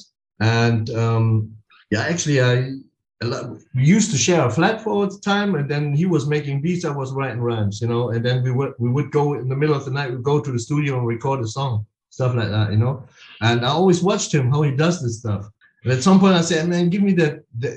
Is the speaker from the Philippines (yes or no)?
yes; Philippines; I'm like from the Philippines